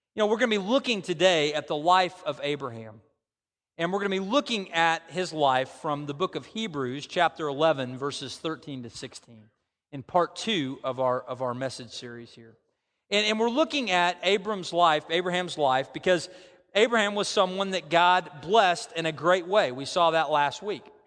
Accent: United States; I, I grew up in America, you know, I, I, I grew up in very close to these parts

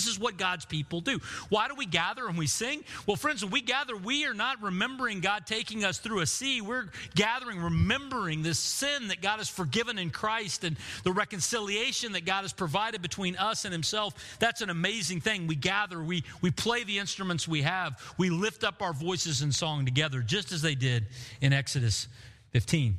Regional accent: Bartlesville, Oklahoma, United States; the room that I grew up in Bartlesville, my middle school room

